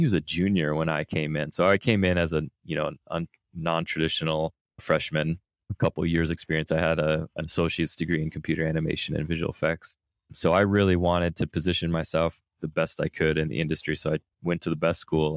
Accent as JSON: {"language": "English", "region": "Minnesota", "country": "United States", "tie": "born or raised there", "moved": "yes", "said": "I grew up in Minnesota"}